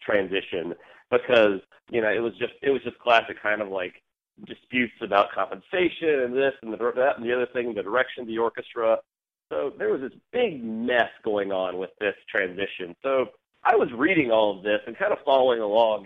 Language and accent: English; South Carolina, United States; moved away; I'm from South Carolina originally, in a little small town about half an hour outside